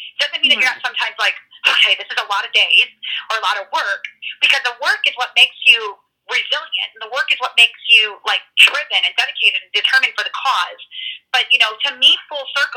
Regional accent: Illinois, United States; It'll be in my home state

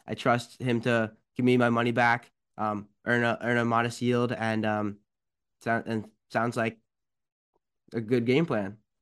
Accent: Potomac, Maryland, United States; I'm from Potomac. I'm from down the street

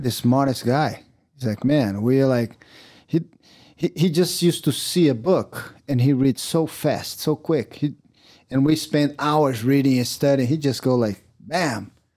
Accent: Teresópolis, Rio de Janeiro, Brazil; English is a second language; moved away as an adult; now in United States; we grew up in Teresópolis

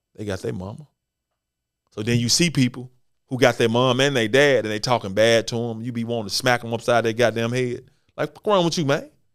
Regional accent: Memphis, Tennessee, United States; born and raised in Memphis, Tennessee

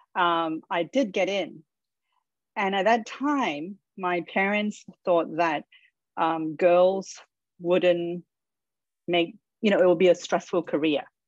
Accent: Australia; I grew up in Australia

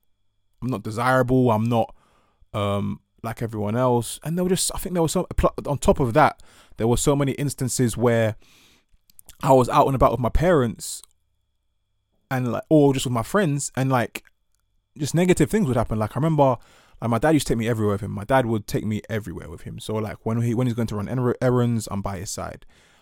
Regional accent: Ghana; And sort of like, therefore, having this pride in being Ghanaian and, you know, being being Ewe, but the idea of being black was a bit more daunting.

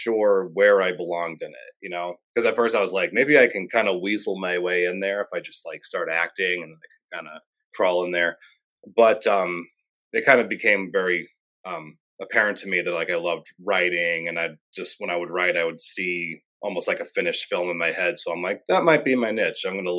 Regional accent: Clarks Summit, Pennsylvania, United States; also born or lived in Scranton; I was born in Scranton. You know, grew up in Clark Summit, bounced around a lot, but yeah, I'm local

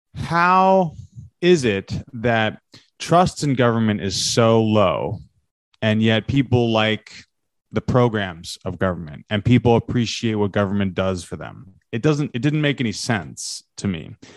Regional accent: New York City, New York, United States; I am from New York City

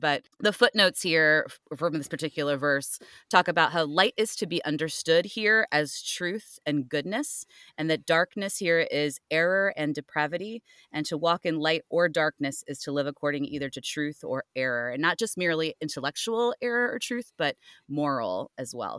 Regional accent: Cleveland, Ohio, United States; moved away; I actually am from Ohio originally

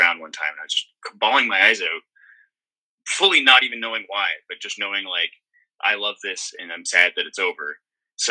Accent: Midland, Ontario, Canada; also born or lived in Toronto; growing up in Midland, we all had different jobs. My parents owned a restaurant called McBee's in our hometown

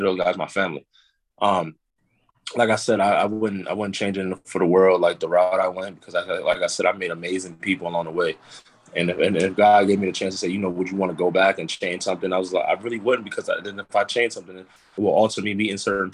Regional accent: Uniondale, New York, United States; I'm from Uniondale, New York.

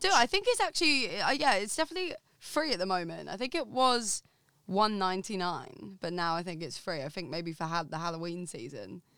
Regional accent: Essex, East of England, United Kingdom; I'm from Essex, like, from the smallest town

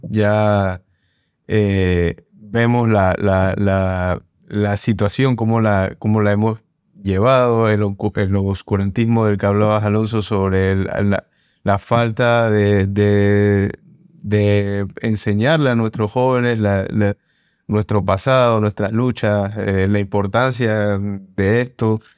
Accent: Panama

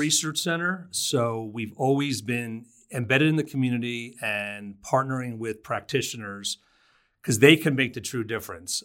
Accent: New Jersey, United States; moved away as an adult; also born or lived in Brooklyn, New York / Kauai, Hawaii; now in Fort Collins, United States; I was born in Brooklyn, uh, lived there till I was four and I grew up in New Jersey

